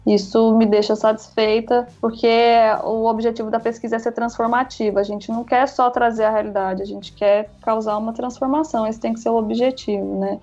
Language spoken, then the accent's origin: Portuguese; Minas Gerais, Brazil; moved away as an adult; now in João Pessoa, Brazil; Eu sou mineira